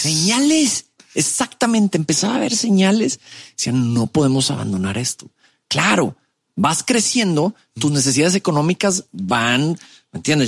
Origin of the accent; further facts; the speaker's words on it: Monterrey, Nuevo León, Mexico; also born or lived in Mexico City; nací en Ciudad de México, llego a Monterrey desde muy chico, a los cinco años por el trabajo de papá